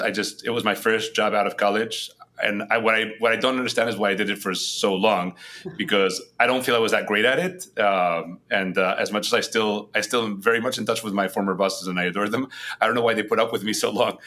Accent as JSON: {"language": "English", "country": "Spain", "tie": "born or raised there", "also_born_or_lived": "New York, United States", "first_language": "Spanish", "second_language": "English", "moved": "as an adult", "lives_now": "United States", "said": "I was brought up in Spain. That's where I'm originally from. So very different working in Madrid and where I had been born and raised"}